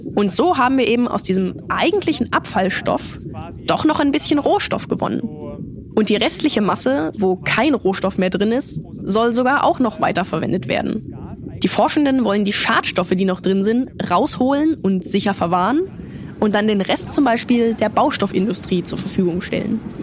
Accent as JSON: {"language": "German", "country": "Germany", "said": "Bei uns in Deutschland"}